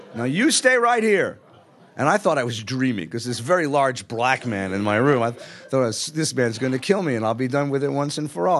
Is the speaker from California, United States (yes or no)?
yes; Los Angeles, California, United States; I grew up in Los Angeles as a kid.